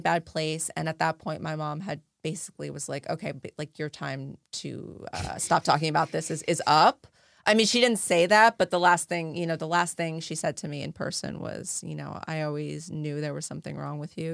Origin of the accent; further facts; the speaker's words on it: New Jersey, United States; growing up in New Jersey, I had a lot of Jewish friends